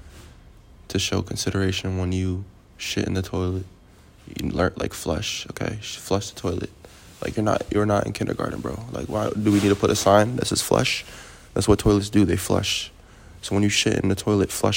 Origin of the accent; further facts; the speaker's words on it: Maryland, United States; also born or lived in Fairfax, Virginia / Germantown, Maryland; I just say I'm from Maryland